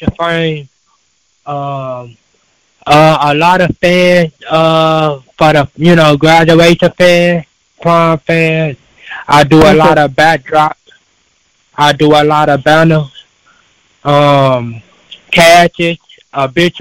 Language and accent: English; Chicago, Illinois, United States; I'm born and raised in Chicago